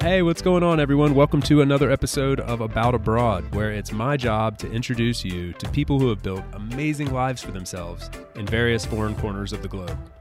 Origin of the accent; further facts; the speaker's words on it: Southeast US, United States; I'm from the Southeast U S